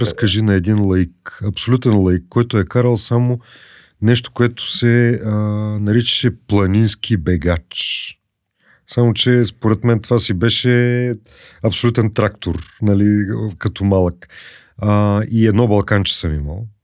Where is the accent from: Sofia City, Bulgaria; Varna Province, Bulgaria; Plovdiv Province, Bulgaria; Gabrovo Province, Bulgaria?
Plovdiv Province, Bulgaria; Plovdiv; съм плодивчанин